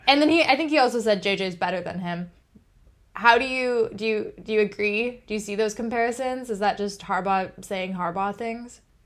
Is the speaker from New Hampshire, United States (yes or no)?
no; Michigan, United States; growing up around Michigan State fans